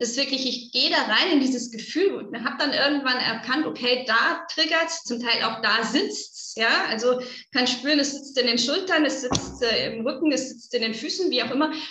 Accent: North Rhine-Westphalia, Germany; now in Augsburg, Germany; ich komme aus NRW

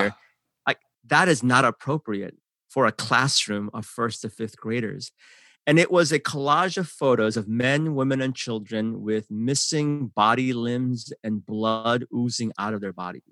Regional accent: San Francisco, California, United States; English is a second language; also born or lived in Seoul, South Korea; I grew up in San Francisco, uh, that's where my heart is still

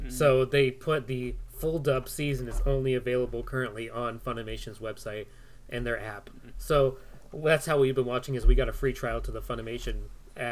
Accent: United States; an American who consumes things mostly like dramas

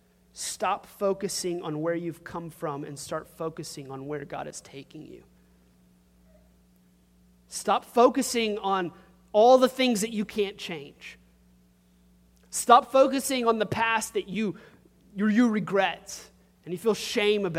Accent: Crowley, Louisiana, United States; where are you from? And if I say Crowley

